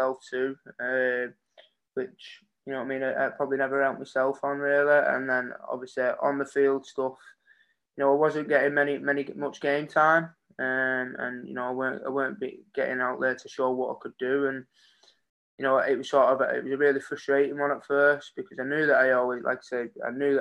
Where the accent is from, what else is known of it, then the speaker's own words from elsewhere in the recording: Warrington, North West England, United Kingdom; I've played for my hometown, I've represented my hometown